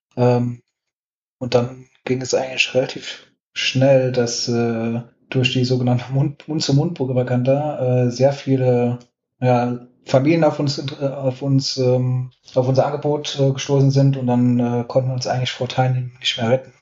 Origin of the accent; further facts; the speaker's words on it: Saarland, Germany; ich bin gebürtiger Saarländer